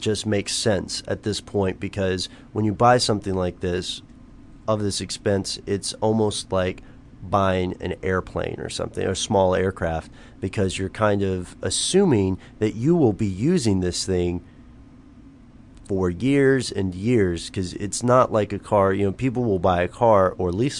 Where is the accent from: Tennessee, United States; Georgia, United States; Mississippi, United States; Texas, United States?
Tennessee, United States; I'm from Tennessee, my grandparents had a farm